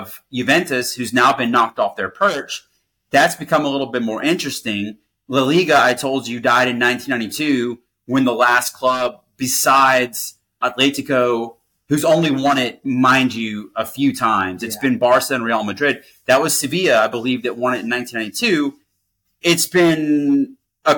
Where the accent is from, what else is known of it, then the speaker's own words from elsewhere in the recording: Germany; moved away; growing up in Germany and playing club football over there